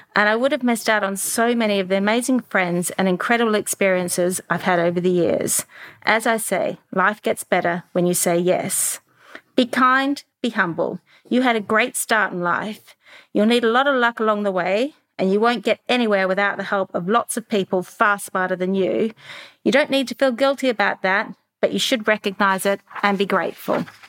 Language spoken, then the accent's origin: English; Melbourne, Victoria, Australia; moved away as an adult; also born or lived in Europe; a young girl growing up in Melbourne